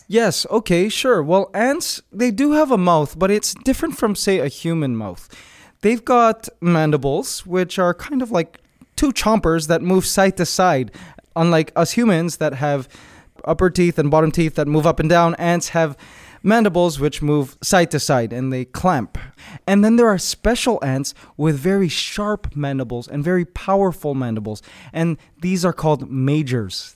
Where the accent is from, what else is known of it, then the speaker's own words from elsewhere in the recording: Canada; moved away as an adult; now in Philippines; I'm originally from Canada, but I recently moved to the Philippines just maybe five years ago